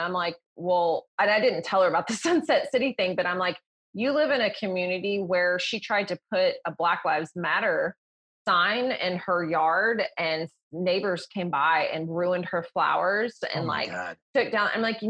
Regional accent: the South, United States; being in the South and growing up here

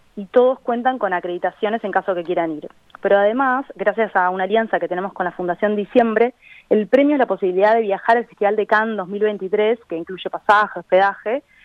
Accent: Maldonado, Uruguay; moved away as an adult; also born or lived in Buenos Aires, Argentina; yo viví toda mi infancia en Maldonado

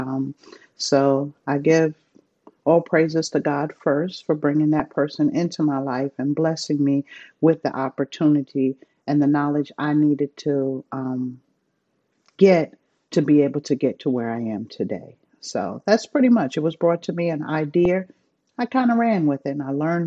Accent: New York, United States; moved away as an adult; I'm originally from New York, born and raised. Moved down here probably about 20 years ago.

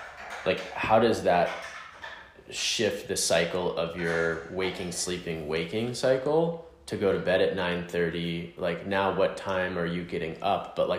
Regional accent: Southern United States, United States; my experience of like growing up in the South as a queer person, as a gay person, whatever you want to call it.

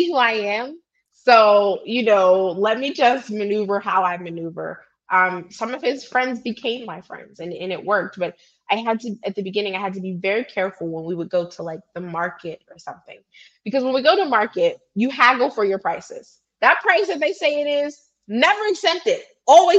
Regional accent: Pittsburgh, Pennsylvania, United States; moved away as an adult; also born or lived in California / Los Angeles; now in Enugu, Nigeria; I was born and raised in Pittsburgh, PA

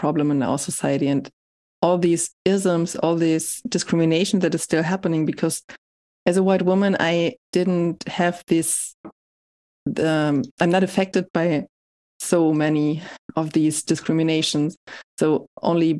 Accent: Hamburg, Germany; moved away as an adult; also born or lived in Leipzig; in Hamburg, I just continued doing what I did when I was a teenager

